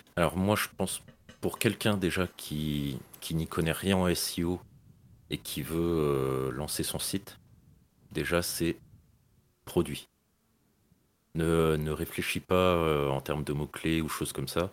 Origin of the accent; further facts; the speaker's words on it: Brittany, France; je suis breton